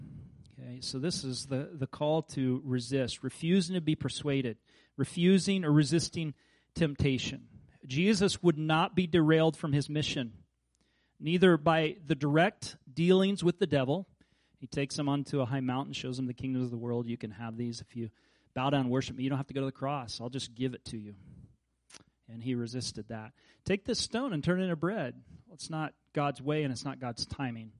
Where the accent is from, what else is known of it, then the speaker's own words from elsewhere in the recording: Kansas, United States; I grew up in Kansas